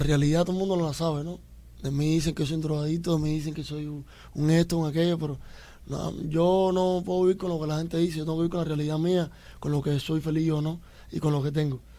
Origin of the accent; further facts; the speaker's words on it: Cuba; now in Miami, United States; yo soy un latita cubano